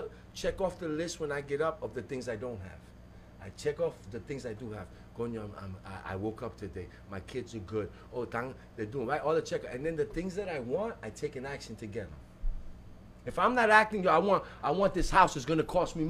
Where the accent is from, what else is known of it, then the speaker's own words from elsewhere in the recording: Hialeah, Florida, United States; we're both from Hialeah.